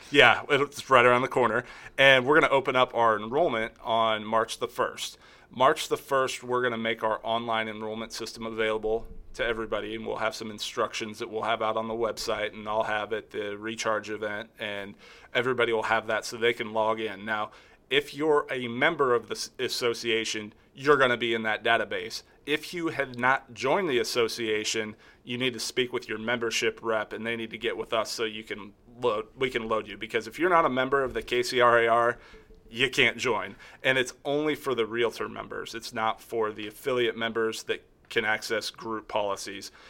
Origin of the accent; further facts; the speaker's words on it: Kansas City, Missouri, United States; I grew up here in the Kansas City area